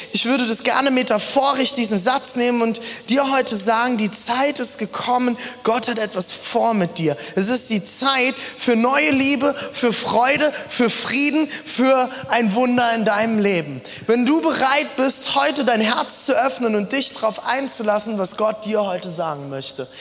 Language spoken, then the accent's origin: German; Germany; also born or lived in South Africa; ich bin doch sehr deutsch